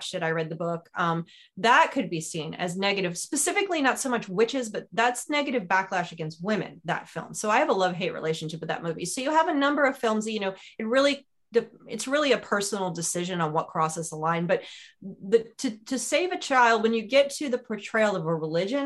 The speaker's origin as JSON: {"language": "English", "region": "New York", "country": "United States", "tie": "born or raised there", "said": "I grew up in New York"}